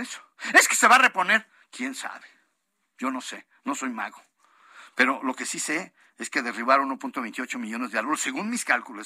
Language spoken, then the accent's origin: Spanish; La Piedad, Michoacán, Mexico; soy de la Piedad Michoacán